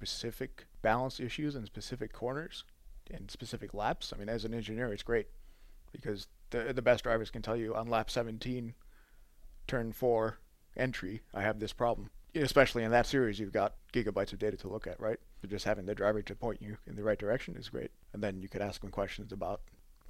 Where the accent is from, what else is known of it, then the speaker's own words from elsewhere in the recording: outside of Chicago, Illinois, United States; moved away as an adult; also born or lived in Southampton / Europe; where I grew up in outside of Chicago